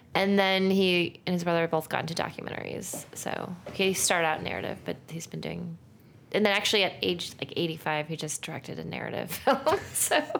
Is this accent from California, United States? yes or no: yes; Santa Monica, California, United States; I'm from Santa Monica